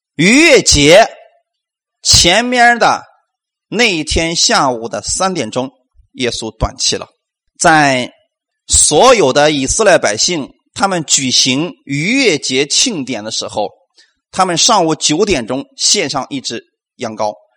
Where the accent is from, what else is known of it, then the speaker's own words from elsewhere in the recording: China; 我们中国人